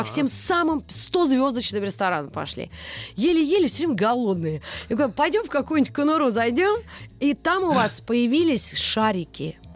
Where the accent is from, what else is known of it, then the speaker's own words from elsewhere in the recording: Wallonia, Belgium; Russian is a second language; Но я же из Волонии.